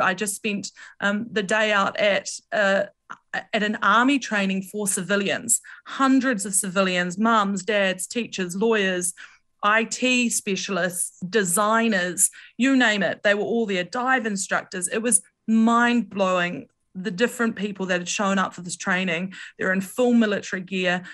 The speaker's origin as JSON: {"language": "English", "country": "New Zealand", "said": "being a New Zealander"}